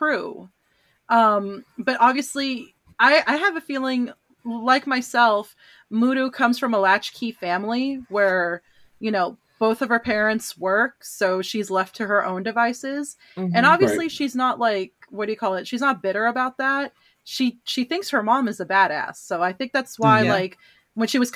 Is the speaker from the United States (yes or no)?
yes; San Francisco Bay Area, California, United States; I'm from the San Francisco Bay Area.